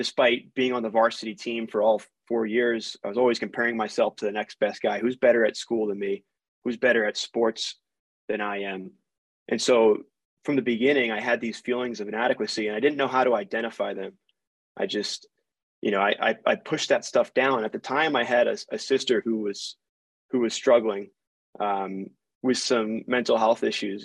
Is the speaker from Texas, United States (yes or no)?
no; Baltimore County, Maryland, United States; moved away as an adult; also born or lived in Florida; now in Utah, United States; I grew up in a middle-class family. I'm originally from Baltimore County, Maryland.